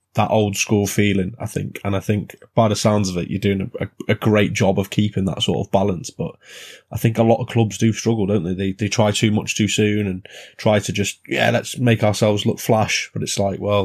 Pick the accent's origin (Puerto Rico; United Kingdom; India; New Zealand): United Kingdom; England; being an Englishman